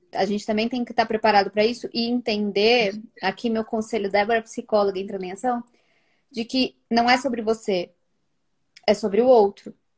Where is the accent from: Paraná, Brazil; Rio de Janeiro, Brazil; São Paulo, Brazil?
São Paulo, Brazil; Guarulhos; moved away as an adult; also born or lived in Milan, Italy; now in Italy; a gente veio do Guarulhos, São Paulo